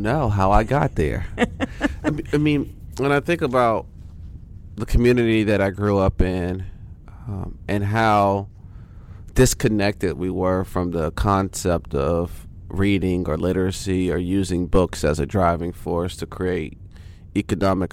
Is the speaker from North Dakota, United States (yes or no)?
no; Valdosta, Georgia, United States; I grew up in Valdosta, Georgia.